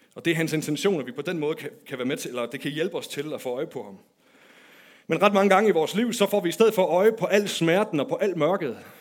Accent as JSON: {"language": "Danish", "country": "Denmark", "tie": "born or raised there", "said": "da jeg var barn, der voksede jeg op i Nykøbing med Aarhus"}